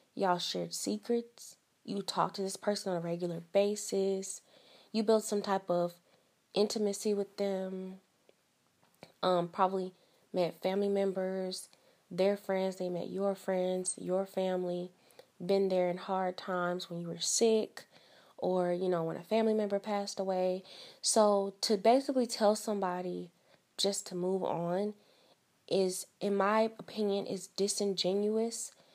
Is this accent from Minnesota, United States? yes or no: no; East St. Louis, Illinois, United States; I am from the Midwest, so I'm from Southern Illinois. I'm from East Saint Louis